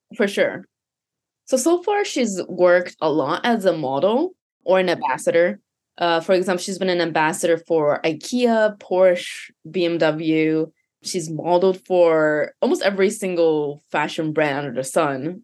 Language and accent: English; Canada; first language Japanese; English is a second language; moved away as an adult; also born or lived in Japan / Hawaii; I was born in Japan, and then I moved to, I guess, actually Hawaii for a year, and then to Canada for nine years, which was all of my teenage years from, like, eight years old to eighteen